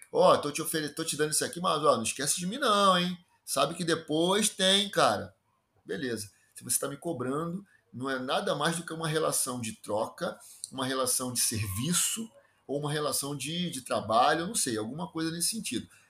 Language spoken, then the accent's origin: Portuguese; Rio de Janeiro, Brazil; accent: carioca chiado; Sou um carioca da gema, daqueles que se orgulham com o enorme chiado que fazem ao falar